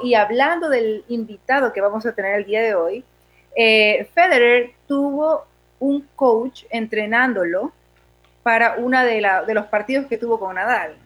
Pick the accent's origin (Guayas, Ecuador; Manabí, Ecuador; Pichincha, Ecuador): Manabí, Ecuador; Portoviejo; Apenas acabo de llegar a mi ciudad natal, Puerto Viejo, así que a todos mis amigos portovejenses les mando un gran saludo.